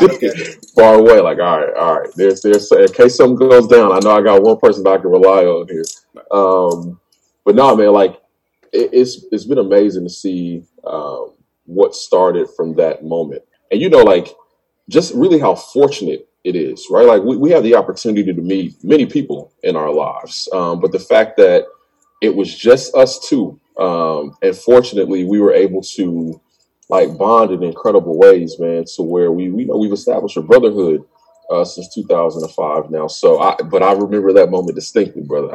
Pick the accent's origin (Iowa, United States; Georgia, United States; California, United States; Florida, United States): Georgia, United States; Lawrenceville; moved away as an adult; now in Chicago, United States; I'm from Georgia. I'm from Lawrenceville